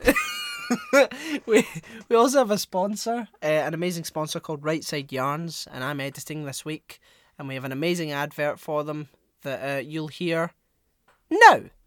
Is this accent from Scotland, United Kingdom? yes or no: yes; Glasgow, Scotland, United Kingdom; I'm some dickhead from Glasgow